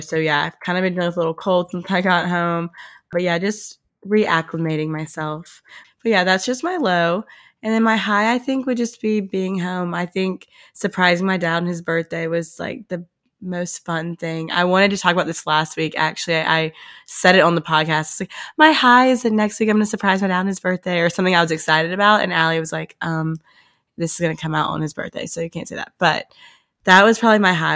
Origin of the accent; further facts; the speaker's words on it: Oxford, Mississippi, United States; moved away as an adult; also born or lived in Nashville; now in Hawaii, United States; we are coming live from Oxford, Mississippi